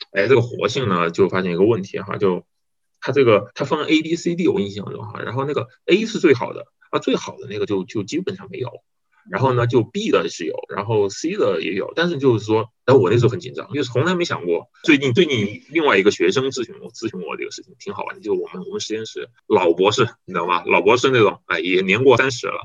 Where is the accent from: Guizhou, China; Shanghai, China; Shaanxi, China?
Guizhou, China; Guiyang; 我是八六年出生，然后我是贵州贵阳人，家里面有父母，还有，对，还有个姐姐